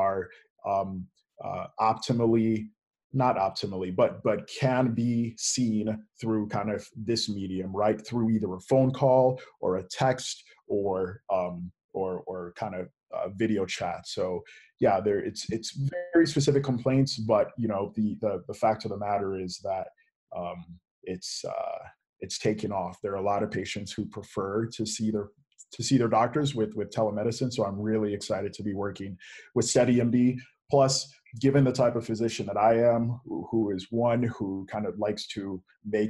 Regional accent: Lansing, Michigan, United States; I was raised in Lansing, Michigan

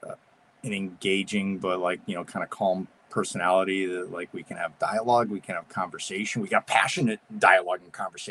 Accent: New England, United States; I'm from New England

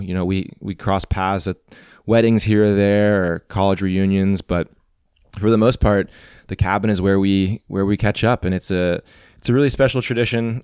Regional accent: Missouri, United States; growing up in Missouri

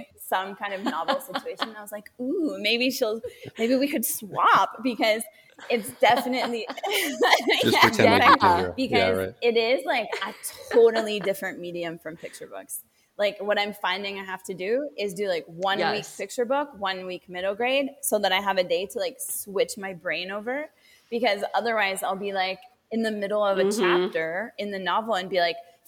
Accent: Canada; moved away as an adult; also born or lived in Haiti; now in Costa Rica; and then we moved back to Canada, and I grew up in Canada

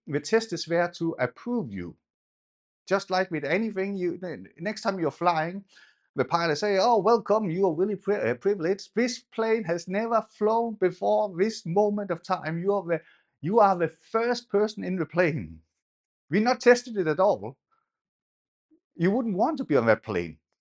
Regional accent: Denmark; I grew up in Denmark.

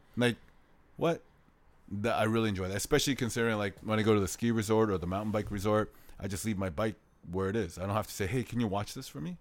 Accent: Canada; moved away as an adult; now in South Korea; I'm from Canada.

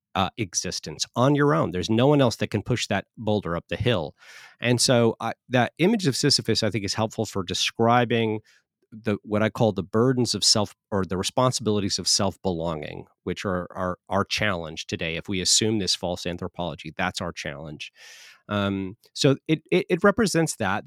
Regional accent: Southern California, United States; moved away as an adult; now in Oklahoma, United States; I'm from Southern California. The first 22, 23 years of my life, I lived there

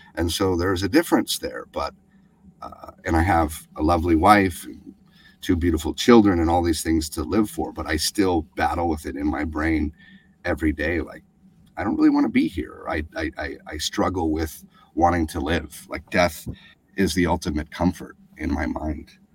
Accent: Alaska, United States; the crazy abuse that we endured uh, growing up in Alaska

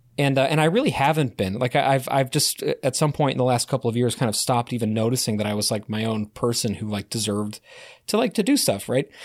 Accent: Connecticut, United States; born or raised there

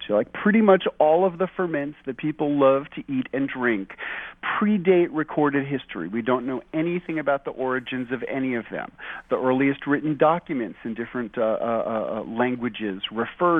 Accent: New York City, New York, United States; moved away as an adult; also born or lived in Cannon County, Tennessee; now in Tennessee, United States; I was raised in New York City

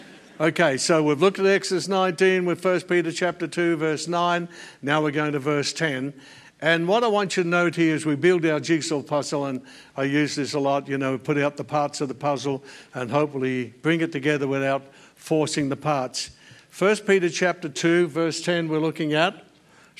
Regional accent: Australia; I'm an Australian by natural birth

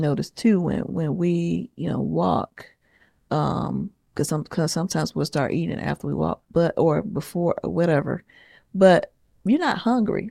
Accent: the South, United States; I'm from the South. I grew up on soul

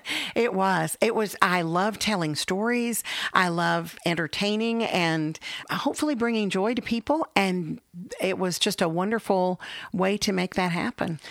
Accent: Texas, United States; also born or lived in Illinois; I'm a Texan.

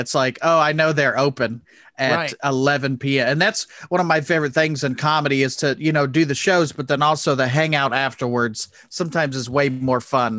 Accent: Indianapolis, Indiana, United States; I'm from Indianapolis, which is about an hour north.

